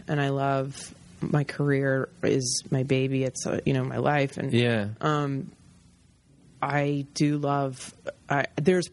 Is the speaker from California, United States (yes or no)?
no; Virginia, United States; also born or lived in New York; now in Los Angeles, United States; I grew up in Virginia